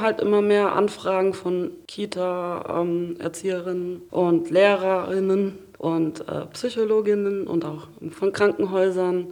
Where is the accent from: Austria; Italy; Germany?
Germany; near Frankfurt, Hesse; moved away as an adult; now in Hamburg, Germany; ich komme aus der Nähe von Frankfurt